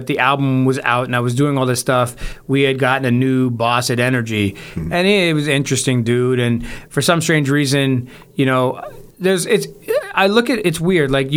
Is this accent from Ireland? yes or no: no; Toronto, Ontario, Canada; I'm from Toronto. This is where I'm from